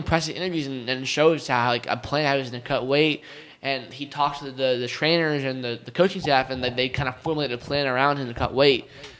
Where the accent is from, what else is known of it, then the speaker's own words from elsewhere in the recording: New Jersey, United States; I'm from New Jersey.